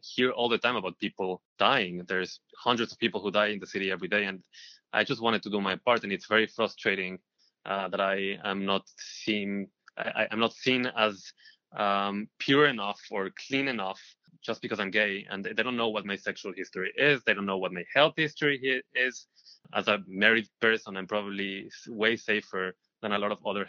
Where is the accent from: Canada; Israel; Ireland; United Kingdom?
Israel; moved away as an adult; now in New York, United States